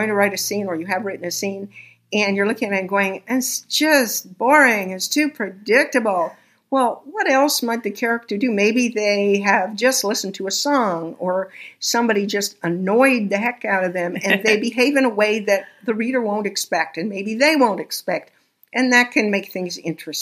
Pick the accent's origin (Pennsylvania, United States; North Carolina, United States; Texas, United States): Texas, United States; I was born in Texas.